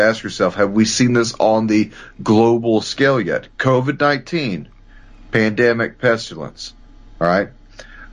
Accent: United States; as an American

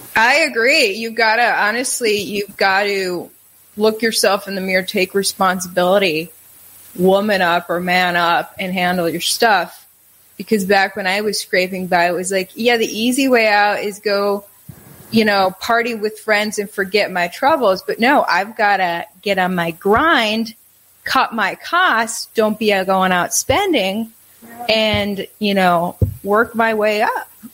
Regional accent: Wisconsin, United States; moved away as an adult; also born or lived in New York / South Carolina / Kentucky / Minnesota; I grew up in Wisconsin, then uh, school in New York, work in South Carolina, work in Kentucky, work in Minnesota, work in Texas

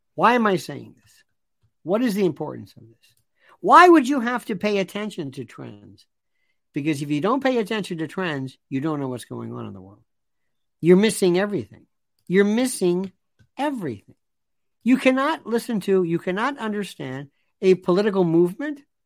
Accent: Tampa, Florida, United States; moved away; growing up in Tampa, in Ybor City

